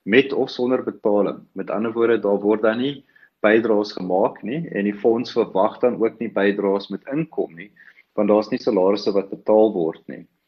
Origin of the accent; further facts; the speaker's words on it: South Africa; ons as Suid-Afrikaners